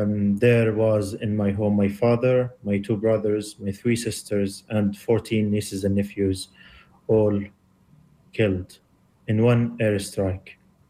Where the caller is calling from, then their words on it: London, United Kingdom; I'm from London.